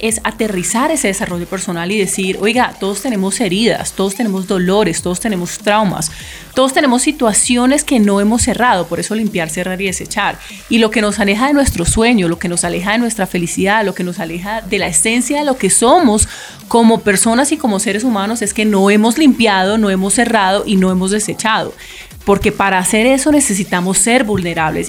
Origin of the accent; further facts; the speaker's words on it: Cali, Valle del Cauca, Colombia; Yo soy caleña y me gusta la salsa